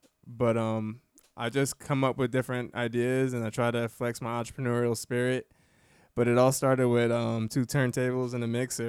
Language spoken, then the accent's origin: English; New York City, New York, United States; also born or lived in Bronx, New York / New Jersey; now in Florida, United States; I'm originally from New York City.